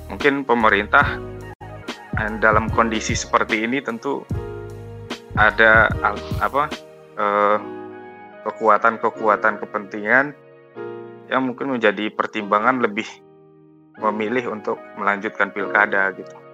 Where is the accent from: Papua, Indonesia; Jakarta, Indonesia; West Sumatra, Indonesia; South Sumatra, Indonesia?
West Sumatra, Indonesia; Bukittinggi; saya itu di uh, Bukit Tinggi